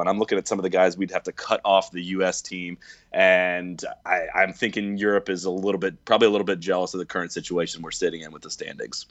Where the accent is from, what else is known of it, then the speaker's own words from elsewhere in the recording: United States; I'm an American